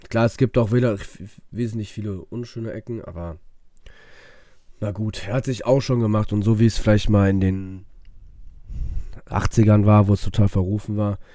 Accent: Düsseldorf, North Rhine-Westphalia, Germany; So, das war's dann für mich als Düsseldorfer.

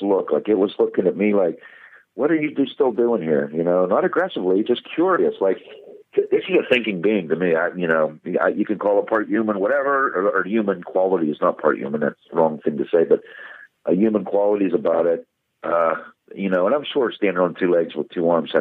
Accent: Pennsylvania, United States; it's here it is in my home state

